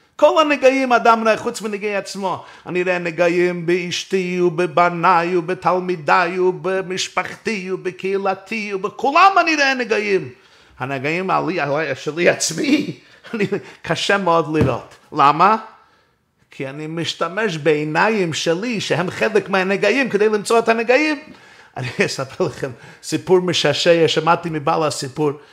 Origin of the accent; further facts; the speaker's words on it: New York City, New York, United States; גדלתי בברוקלין, בצילו של הרבי מלובביץ'